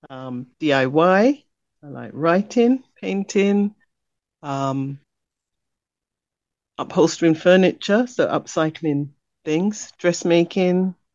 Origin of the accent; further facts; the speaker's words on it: London, United Kingdom; also born or lived in Ghana; I was born in London, Jamaican parentage